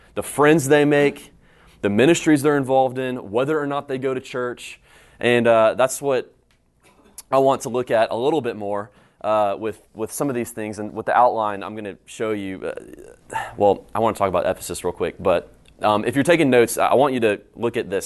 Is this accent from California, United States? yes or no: no; High Point, North Carolina, United States; moved away as an adult; now in Houston, United States; I'm from High Point, North Carolina, just right down the road